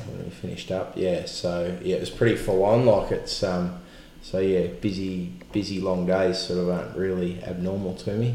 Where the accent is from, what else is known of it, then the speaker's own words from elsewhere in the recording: Echuca, Victoria, Australia; also born or lived in Rochester, Victoria; born and bred in Chuka